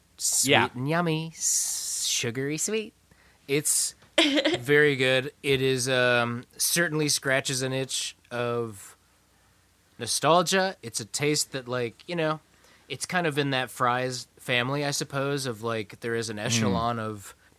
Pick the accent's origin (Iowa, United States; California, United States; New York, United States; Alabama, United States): Iowa, United States; I'm from Iowa.